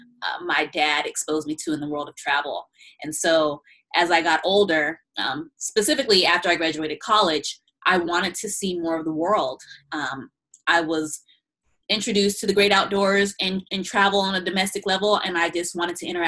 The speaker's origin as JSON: {"language": "English", "country": "United States", "tie": "born or raised there", "also_born_or_lived": "Chicago, Illinois / San Bernardino, California", "lives_now": "Los Angeles, United States", "said": "I'm originally from the south side of Chicago and also grew up in San Bernardino, California"}